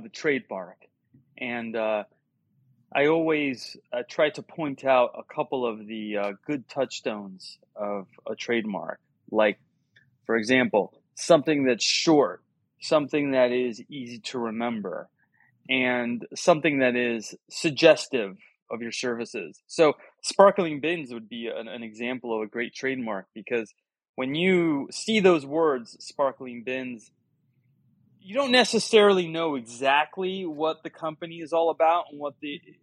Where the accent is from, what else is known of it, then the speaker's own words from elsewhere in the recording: Miami, Florida, United States; I was born and raised in Miami